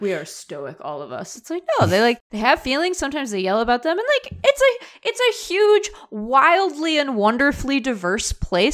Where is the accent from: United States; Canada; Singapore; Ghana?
United States; Seattle, Washington; now in Arizona, United States; I'm from Seattle